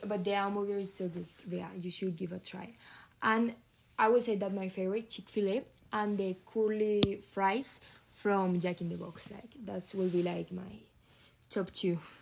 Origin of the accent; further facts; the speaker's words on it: near Madrid, Community of Madrid, Spain; English is a second language; moved away as an adult; now in San Diego, United States; I come from Spain, near Madrid.